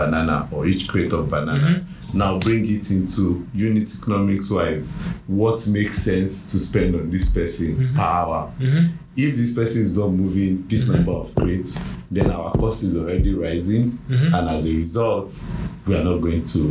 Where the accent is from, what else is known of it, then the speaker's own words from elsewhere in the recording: Nigeria; Me as a Nigerian